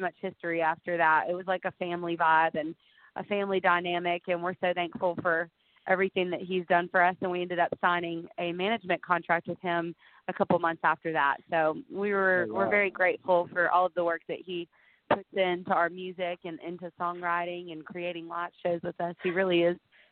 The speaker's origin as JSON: {"language": "English", "town": "Gadsden", "region": "Alabama", "country": "United States", "said": "I'm from Gadsden, Alabama"}